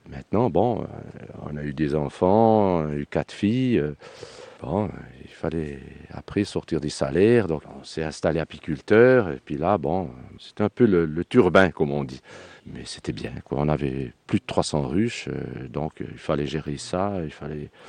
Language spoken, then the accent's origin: French; Swiss Jura, Switzerland; moved away as an adult; now in Cévennes, France; j'ai pas pris l'accent du pays. je suis d'origine suisse, je suis jurassien.